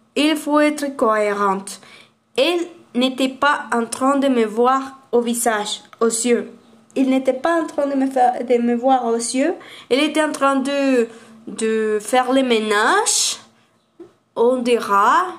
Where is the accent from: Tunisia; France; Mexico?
Mexico; Aguascalientes; French is a second language; Moi, je suis d'Aguascalientes.